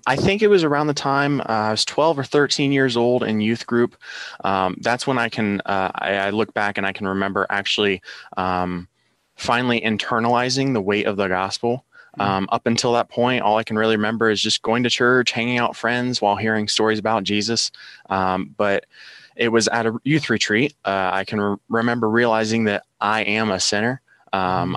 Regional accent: Logan, Ohio, United States; I am from Logan, Ohio, born and raised

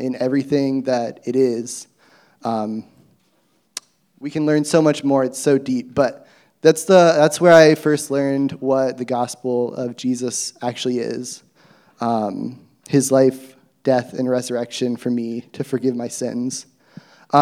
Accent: Athens, Ohio, United States; I grew up in Athens in a Christian home

